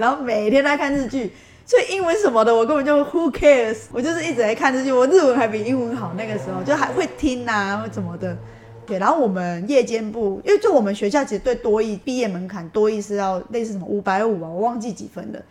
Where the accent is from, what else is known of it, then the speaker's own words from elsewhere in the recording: Taiwan; 我是台湾来的